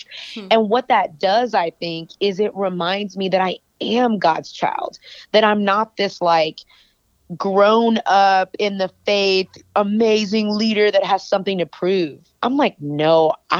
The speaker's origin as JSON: {"language": "English", "region": "Texas", "country": "United States", "said": "I'm from Texas"}